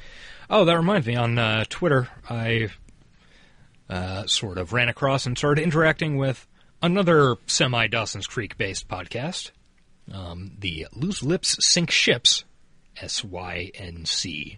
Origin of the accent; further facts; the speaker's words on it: Ireland; I grew up in Ireland. We had two channels for two decades. Then we got a few more fuzzy channels from England.